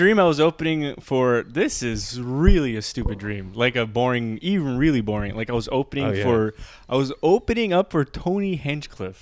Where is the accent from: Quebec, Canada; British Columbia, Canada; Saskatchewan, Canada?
Quebec, Canada; Montreal; Park Extension, my hometown